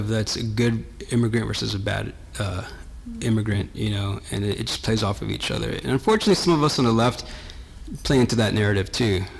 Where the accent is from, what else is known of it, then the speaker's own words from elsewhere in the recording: Los Angeles, California, United States; I grew up in Los Angeles and my family's also from El Salvador